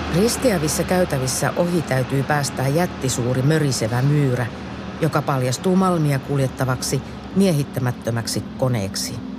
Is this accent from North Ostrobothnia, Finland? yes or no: yes; Pyhäjärvi, North Ostrobothnia, Finland; Pyhäjärvi oli myös kotikuntani. Ensiaskeleet koulutielläni otin 60-luvun lopulla nelostien varressa Hiidenkylän Oravan koulussa